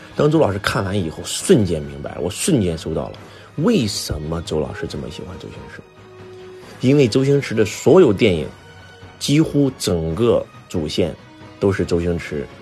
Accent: China; 我们中国人

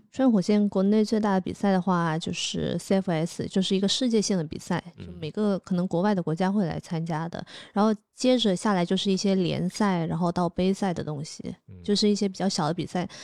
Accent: Nanning, Guangxi, China; moved away; 我是在南宁长大的嘛

